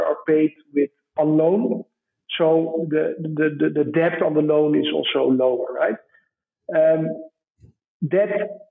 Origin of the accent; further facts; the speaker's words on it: Amsterdam, North Holland, Netherlands; accent: Dutch; English is a second language; moved away as an adult; now in Kenya; my hometown in Amsterdam